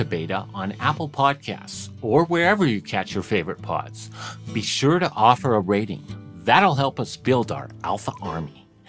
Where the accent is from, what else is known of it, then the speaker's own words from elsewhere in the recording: Vancouver, British Columbia, Canada; I'm in my hometown, Vancouver, British Columbia.